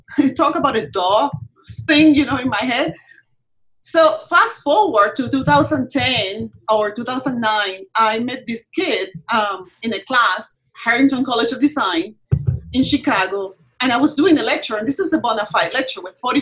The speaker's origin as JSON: {"language": "English", "country": "Puerto Rico", "moved": "yes", "said": "I am from Puerto Rico originally"}